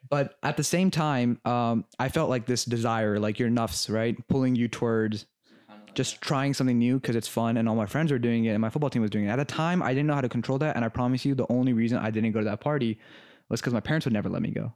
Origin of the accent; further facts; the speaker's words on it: Los Angeles, California, United States; I grew up in L A my entire life